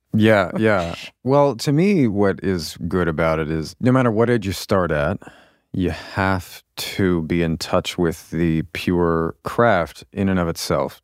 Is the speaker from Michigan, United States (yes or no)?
no; outside of Seattle, Washington, United States; also born or lived in Baltimore, Maryland / Virginia; I lived in Virginia until I was about, what, seven or eight? I guess probably eight, and then Seattle.